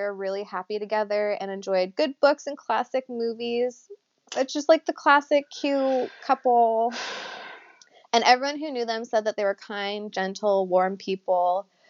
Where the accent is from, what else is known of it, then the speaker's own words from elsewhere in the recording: Sacramento, California, United States; we are from Sacramento originally